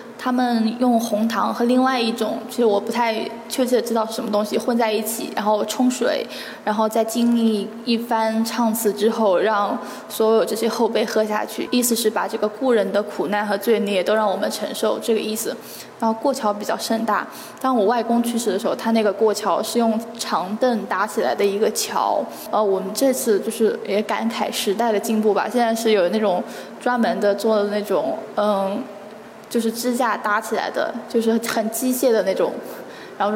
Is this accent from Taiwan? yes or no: no; Guangde, Anhui, China; 我来自安徽广德。嗯，广德是这个苏浙皖交界处的这么一个点，然后是安徽省东南部的一个县级市。